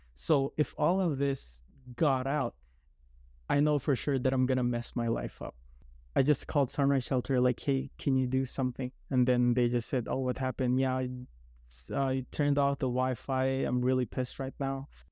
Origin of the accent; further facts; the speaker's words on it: Philippines; moved away; I grew up in the Philippines